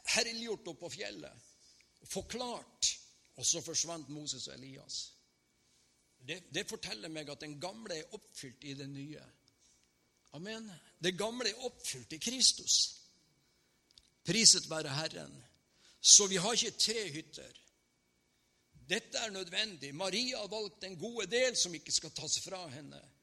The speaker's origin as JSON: {"language": "Norwegian", "region": "Northern Norway", "country": "Norway"}